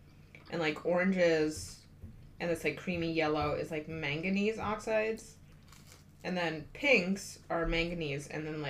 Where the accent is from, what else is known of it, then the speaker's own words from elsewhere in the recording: Midwest, United States; So I'm from the Midwest and we're just not used to these kinds of rocks.